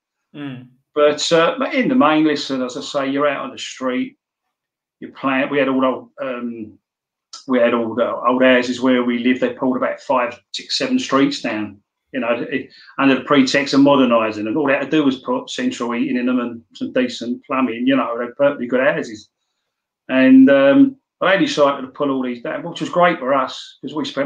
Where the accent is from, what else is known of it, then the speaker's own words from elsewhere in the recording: London, United Kingdom; I come from Kentish Town, which is in Camden